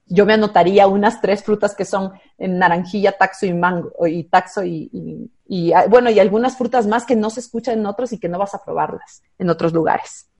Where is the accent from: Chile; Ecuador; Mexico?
Ecuador; Quito, Pichincha; en la ciudad de Quito, yo soy quiteña